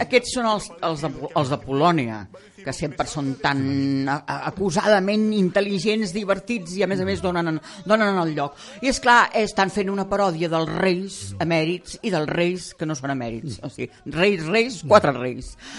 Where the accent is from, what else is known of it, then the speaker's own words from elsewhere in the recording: Castellar del Vallès, Catalonia, Spain; moved away; also born or lived in Barcelona; en el meu poble, el Valdeu de Naixement, que ja no hi voto fa molts anys, que és Castellà del Vallès